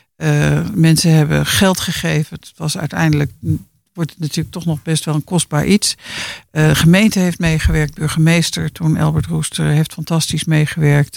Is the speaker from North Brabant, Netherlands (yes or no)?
no; Laren, North Holland, Netherlands; Ik ben geboren en getogen in Laren.